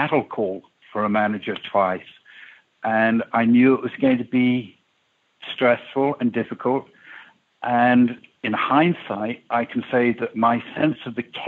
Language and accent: English; England, United Kingdom; when I was a kid growing up in England